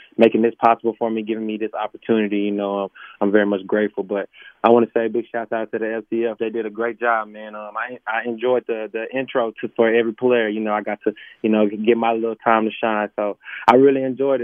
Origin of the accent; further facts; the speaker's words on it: Dallas, Texas, United States; I'm from Dallas, Texas, first time being out here